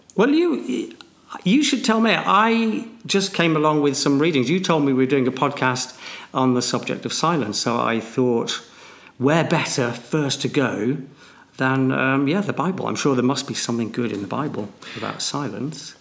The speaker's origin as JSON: {"language": "English", "town": "Manchester", "region": "North West England", "country": "United Kingdom", "said": "I'm a bloke from Manchester"}